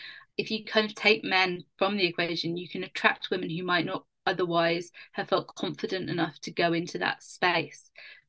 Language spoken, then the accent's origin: English; London, United Kingdom; It's my hometown.